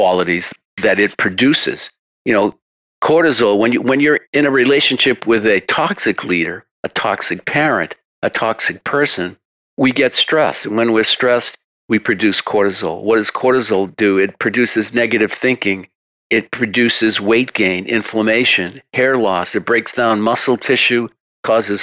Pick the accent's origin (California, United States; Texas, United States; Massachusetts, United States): Massachusetts, United States; accent: Massachusetts; with my Massachusetts accent